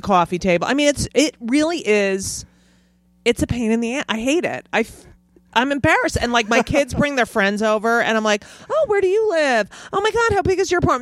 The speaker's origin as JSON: {"language": "English", "region": "New York", "country": "United States", "said": "I'm a New Yorker"}